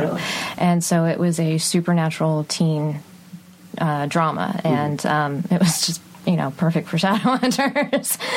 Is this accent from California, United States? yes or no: no; Texas, United States; I grew up in Texas